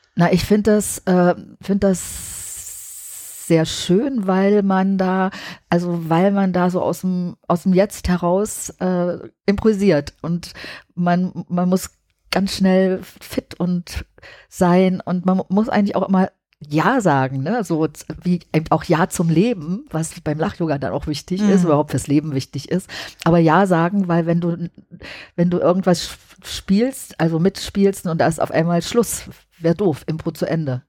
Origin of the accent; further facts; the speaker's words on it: Halle, Saxony-Anhalt, Germany; moved away; also born or lived in Leipzig; Aber ich bin dann auch nicht in Berlin aufgewachsen, sondern in Halle